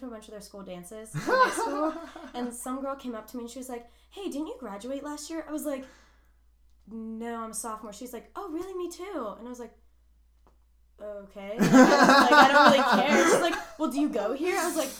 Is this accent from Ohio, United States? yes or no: no; Gibsonia, Pennsylvania, United States; also born or lived in Cranberry Township, Pennsylvania; I just say that I'm from Cranberry because I talk about Cranberry all the time because that's where I always am.